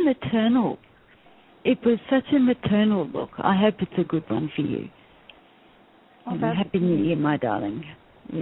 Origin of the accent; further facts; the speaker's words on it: Australia; we're Australian